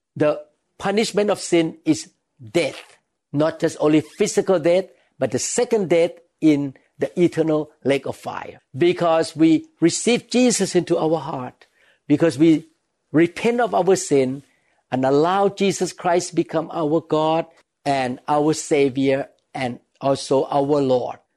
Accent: Thailand; when I was a young boy, I was growing up in Thailand

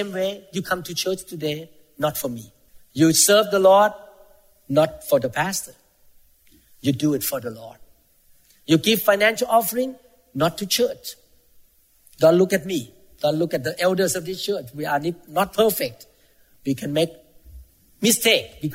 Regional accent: Thailand; moved away; I came from Thailand. Most Thai people are Buddhists.

